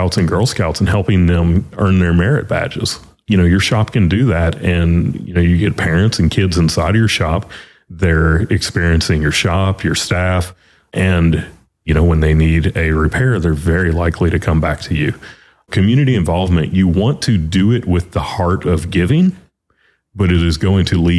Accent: Louisiana, United States; moved away; also born or lived in North Carolina; Kim and I, we are both from Louisiana

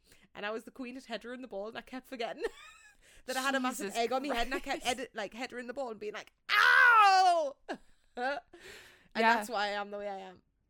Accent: England, United Kingdom; Yeah, I don't want to sit here and be like … I'm from England, you know, like that's boring.

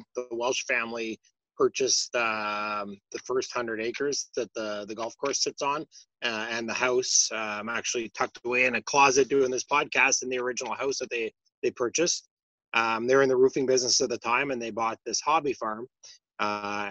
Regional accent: Russell, Ontario, Canada; So I grew up in Russell throughout those years. So we lived in Russell until the time I went to university.

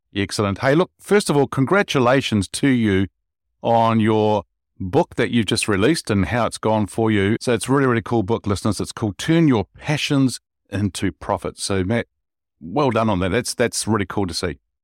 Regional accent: Wellington, New Zealand; the city that I grew up here in New Zealand, in Wellington

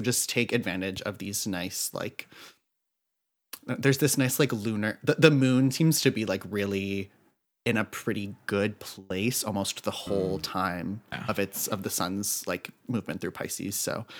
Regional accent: right outside of Providence, Rhode Island, United States; accent: East Coasty; I am from right outside of Providence, Rhode Island.

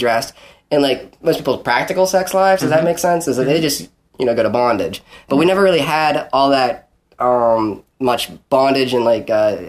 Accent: Pennsylvania, United States; that's my home state's only president

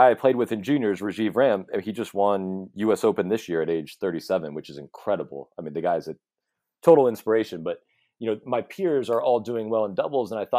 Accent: Chapel Hill, North Carolina, United States; also born or lived in Southern California; Chapel Hill was on the list. And so we just moved there when I was 8 or so

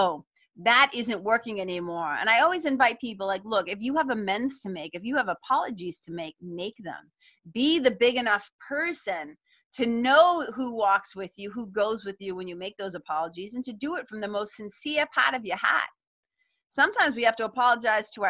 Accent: Lawrence, Massachusetts, United States; We didn't have a lot of money growing up in Lawrence, Mass

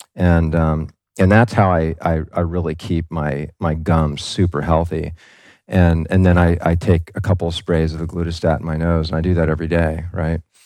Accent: Kailua, Hawaii, United States; moved away; also born or lived in Camp Lejeune, North Carolina; I grew up in Kailua, which isn't too far from the North Shore

